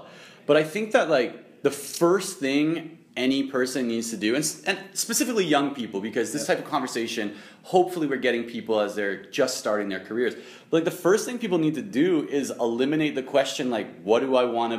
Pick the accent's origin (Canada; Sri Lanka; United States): Canada; also born or lived in Waterloo, Ontario